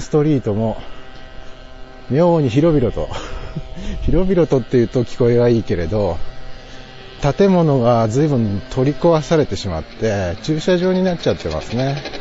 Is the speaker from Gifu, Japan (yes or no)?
yes; Toki, Gifu, Japan; born or raised there; now in Nagoya, Japan